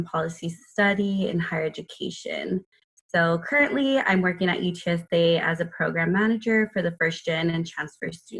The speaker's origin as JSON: {"language": "English", "town": "San Antonio", "region": "Texas", "country": "United States", "said": "I currently am living in San Antonio. I'm from San Antonio."}